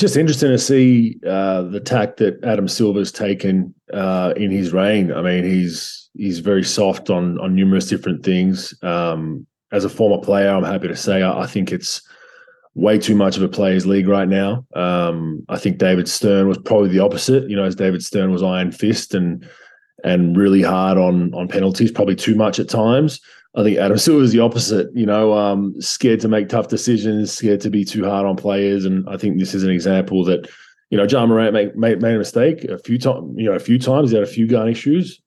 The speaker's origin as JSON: {"language": "English", "country": "Australia", "also_born_or_lived": "Croatia / United States", "moved": "as an adult", "said": "I was a migrant technically to the US, and um, you know, my family migrated from Croatia to Australia"}